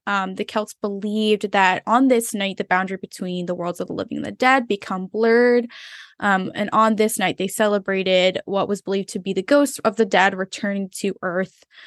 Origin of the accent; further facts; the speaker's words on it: Philippines; moved away; also born or lived in Florida, United States; I grew up in the Philippines, then I lived in Florida for a long while